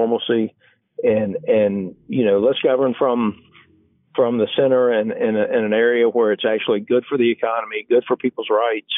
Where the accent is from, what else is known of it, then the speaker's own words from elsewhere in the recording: Georgia, United States; the Democratic Party that I grew up around in Georgia 20 years ago